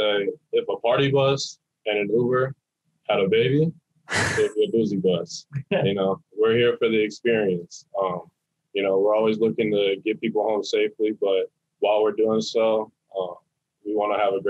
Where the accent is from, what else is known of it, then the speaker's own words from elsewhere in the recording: Brooklyn Park, Minnesota, United States; moved away as an adult; now in Fargo, United States; I'm originally from Brooklyn Park, Minnesota, but I came to Fargo because I came here for school.